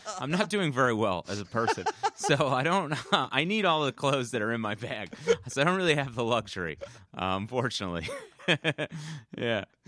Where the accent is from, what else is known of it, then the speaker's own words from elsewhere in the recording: Bloomfield, New Jersey, United States; I grew up in, uh, northern New Jersey